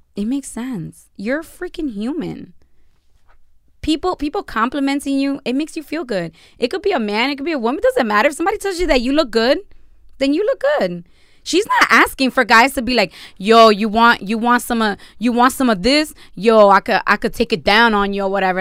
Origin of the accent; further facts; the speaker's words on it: United States; I am American, I was born here, which is a shock to a lot of people